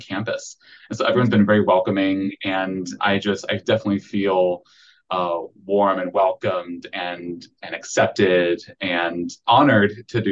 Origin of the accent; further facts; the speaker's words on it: Akron, Ohio, United States; moved away as an adult; now in Central Arkansas, United States; I'd spent a majority of my life in Akron, Ohio